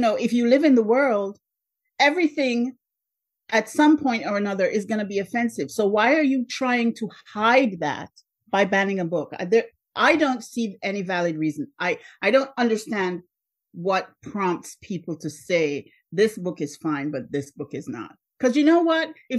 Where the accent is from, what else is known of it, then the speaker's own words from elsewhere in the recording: Jamaica; moved away as an adult; now in United States; I was born in Jamaica.